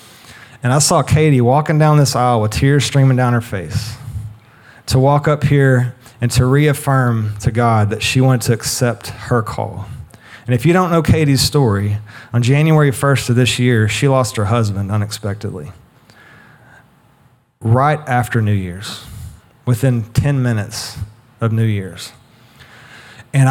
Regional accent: United States; we as a people, as an American people

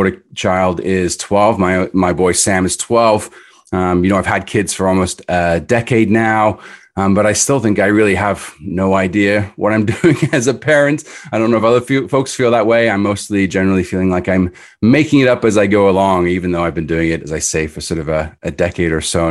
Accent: Edinburgh, Scotland, United Kingdom; moved away; I grew up in Edinburgh in Scotland, so I'm from overseas originally.

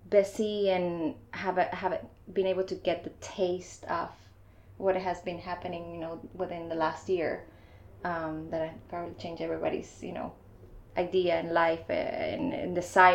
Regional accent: Panama; also born or lived in Iowa / Chicago; now in Miami, United States; I'm from Panama. I've been in Miami for about 4 years now, and in total in the US, almost 9.

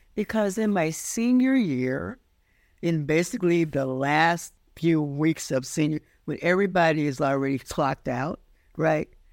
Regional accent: Forest City, Arkansas, United States; now in Brooklyn, United States; I grew up in the last days of seg-, the segregated South.

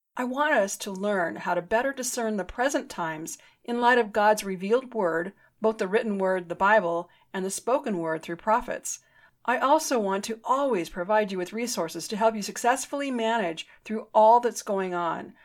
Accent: United States; I'm an American. I've always been an American.

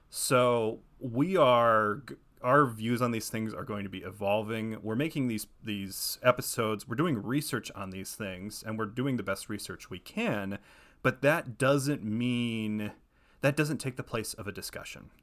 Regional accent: Ohio, United States; moved away as an adult; now in Los Angeles, United States; I'm originally from Ohio, but I've lived in Los Angeles since twenty fifteen

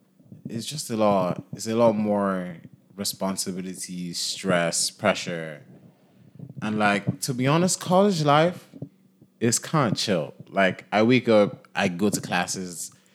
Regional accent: Nigeria; now in Philadelphia, United States; Nigeria. If they couldn't tell from, like, the... I think my American accent is pretty solid. Like, you know, I can say I'm from Philly. You know, so I'm from. I'm from North Philly.

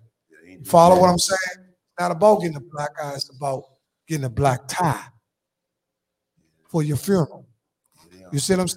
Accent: Washington, District of Columbia, United States; I come from Northeast over there by Fort Totten

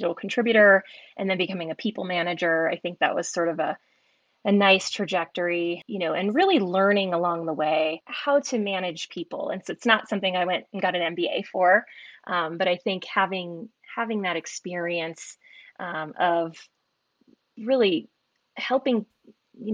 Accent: the Bay Area, Silicon Valley, California, United States; I grew up in the Bay Area, Silicon Valley

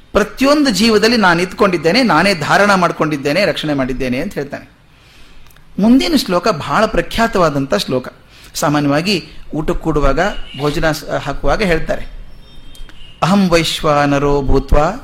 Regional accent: North Karnataka, India; moved away; ನಮ್ಮ ಕಡೆ ನಾರ್ತ್ ಕರ್ನಾಟಕ ಕಡೆ

